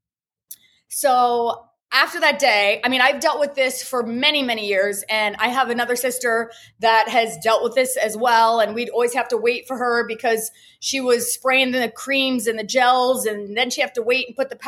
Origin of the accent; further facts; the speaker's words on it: Ohio, United States; moved away as an adult; also born or lived in Miami; now in Fort Lauderdale, United States; I'm originally from Ohio. I went to cosmetology school there and ended up moving by myself to Miami.